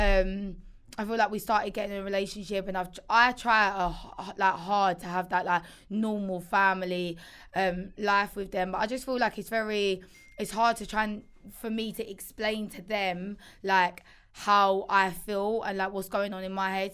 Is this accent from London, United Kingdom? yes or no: no; Essex, East of England, United Kingdom; moved away; growing up in Essex